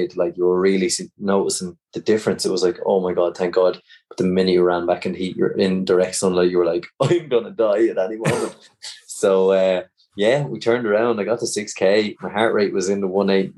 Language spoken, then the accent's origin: English; Ireland; we're coming from Ireland